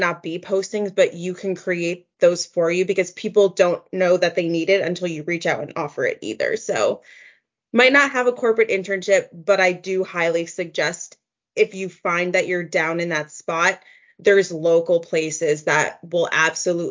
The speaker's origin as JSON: {"language": "English", "region": "New Jersey", "country": "United States", "also_born_or_lived": "Baltimore", "said": "I'm from New Jersey, so New York is a stone's throw away. But I went to school in Baltimore"}